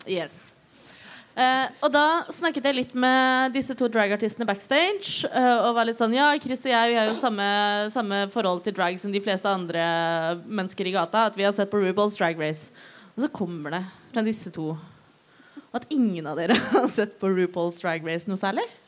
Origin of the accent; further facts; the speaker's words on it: Oslo, Norway; Jeg er født og oppvokst i Oslo